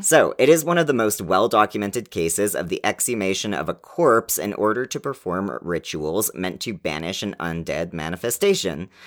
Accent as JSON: {"language": "English", "country": "Canada", "said": "We're Canadian"}